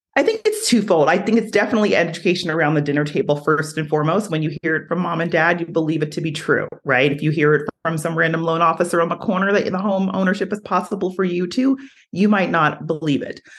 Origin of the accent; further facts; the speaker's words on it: New Jersey, United States; now in Utah, United States; I'm from New Jersey.